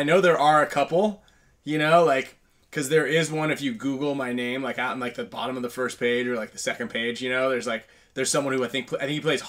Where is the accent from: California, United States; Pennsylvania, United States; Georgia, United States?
California, United States; Northern; I'm from Northern California, pal. I'm from Northern California.